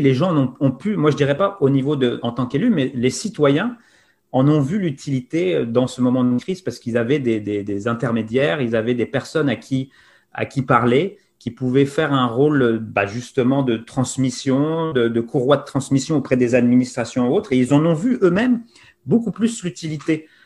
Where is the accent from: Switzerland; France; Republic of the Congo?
France; now in Montreal, Canada; nous, on est Français de l'étranger